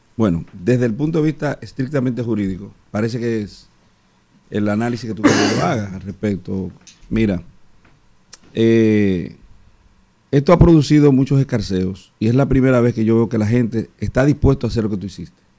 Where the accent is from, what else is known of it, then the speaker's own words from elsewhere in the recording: Boca Chica, Distrito Nacional, Dominican Republic; yo no puedo ahora decir, desdecirme de ser de Andrés Bocachica